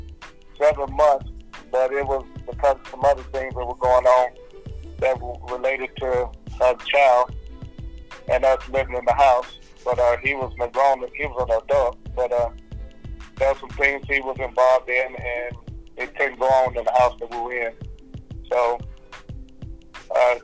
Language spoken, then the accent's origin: English; Nashville, Tennessee, United States; I'm originally from Nashville. I grew up South Nashville, West Nashville, East Nashville, and went to school for all the different school levels here